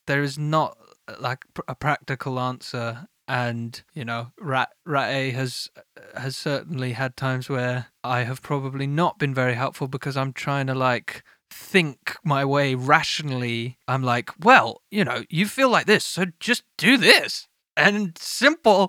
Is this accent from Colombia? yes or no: no; United Kingdom; I am British